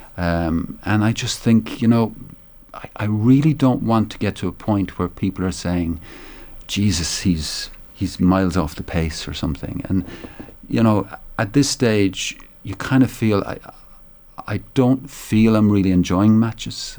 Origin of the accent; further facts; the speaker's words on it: Tipperary, Munster, Ireland; I'm from Tipperary